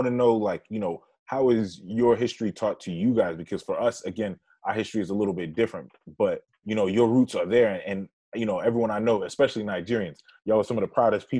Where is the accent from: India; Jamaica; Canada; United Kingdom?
Jamaica; we're both Jamaican, you know, right. take Jamaican too.